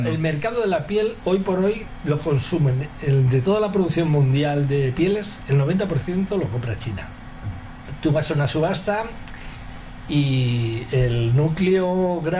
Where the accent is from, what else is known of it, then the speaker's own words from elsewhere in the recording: Spain; Yo creo que hoy por hoy soy el único español que está acreditado en todas las eh, subastas internacionales de pieles como broker.